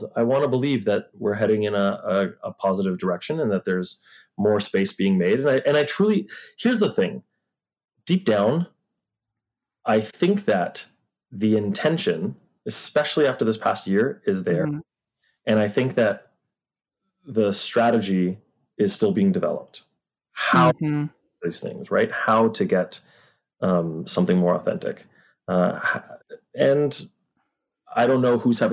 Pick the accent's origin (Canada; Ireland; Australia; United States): Canada; Toronto, Ontario; I'm from Toronto